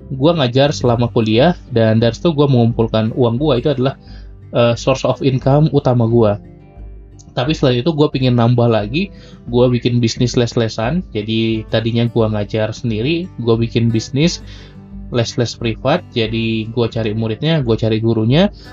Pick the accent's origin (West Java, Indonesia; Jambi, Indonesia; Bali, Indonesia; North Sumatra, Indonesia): North Sumatra, Indonesia; Medan; karena sekarang gue lagi rekaman di Medan, di kampung gue.